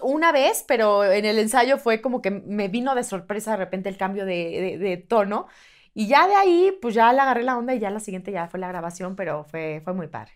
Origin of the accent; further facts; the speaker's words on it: Mexico; soy mexicana